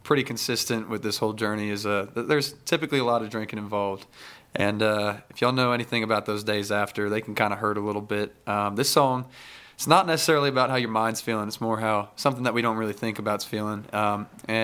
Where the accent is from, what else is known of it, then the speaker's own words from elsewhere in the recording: Dripping Springs, Texas, United States; We're going to be out at Hudson's on Mercer in my hometown, Dripping Springs